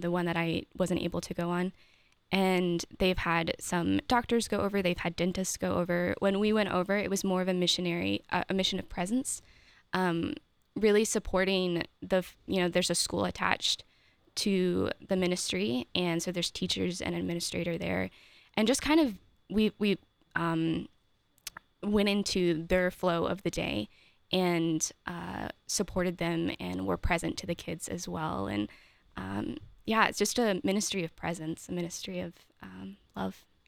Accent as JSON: {"language": "English", "region": "Maryland", "country": "United States", "also_born_or_lived": "Steubenville, Ohio", "moved": "as an adult", "lives_now": "Columbus, United States", "said": "I'm from Maryland originally."}